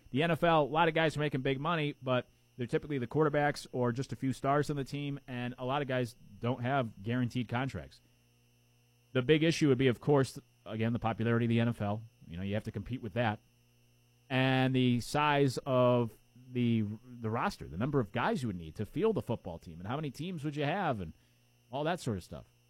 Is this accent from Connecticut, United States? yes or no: yes; Connecticut, United States; moved away as an adult; now in South Carolina, United States; I didn't grow up in the South, I grew up in Connecticut